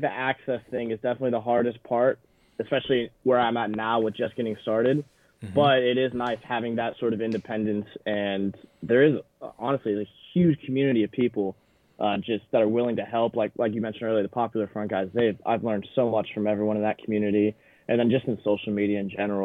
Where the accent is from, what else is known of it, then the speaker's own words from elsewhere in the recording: Richmond, Virginia, United States; moved away as an adult; now in London, United Kingdom; I'm originally from Richmond, Virginia, so that's where a lot of my work is located.